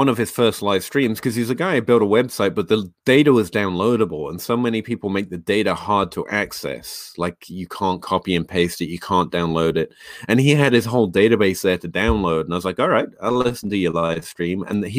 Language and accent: English; England, United Kingdom; moved away; I came over from England. I didn't know anyone. And I was just looking to reach out.